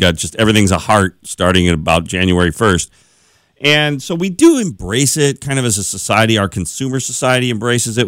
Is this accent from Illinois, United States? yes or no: yes; Glen Ellyn, Illinois, United States; in a jewelry store in my hometown that, uh, of Glen Ellen